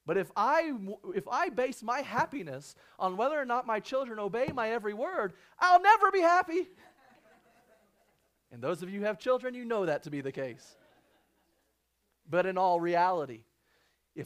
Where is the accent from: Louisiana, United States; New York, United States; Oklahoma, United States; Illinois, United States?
Illinois, United States; now in Arizona, United States; I grew up in Illinois.